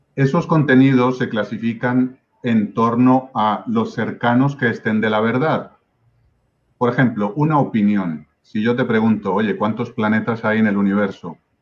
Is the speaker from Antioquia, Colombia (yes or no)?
yes; Medellín, Antioquia, Colombia; moved away as an adult; now in Spain; Yo nací en Medellín, Colombia, Ah, yo viví la, digamos, la parte más intensa del Medellín de Pablo Escobar